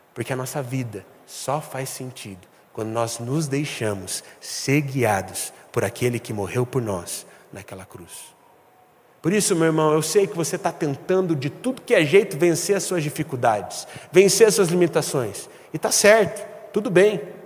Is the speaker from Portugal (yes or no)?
no; Brazil; Nós somos brasileiros